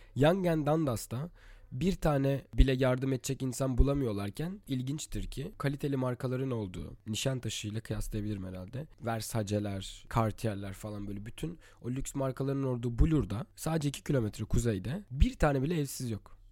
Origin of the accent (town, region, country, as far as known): Istanbul, Turkey; born or raised there; moved away as an adult; also born or lived in Latvia